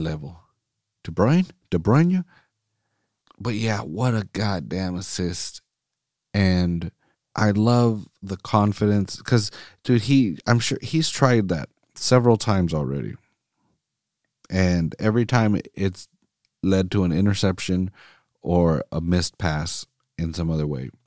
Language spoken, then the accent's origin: English; Salinas, California, United States; I'm, I'm recording right now in Salinas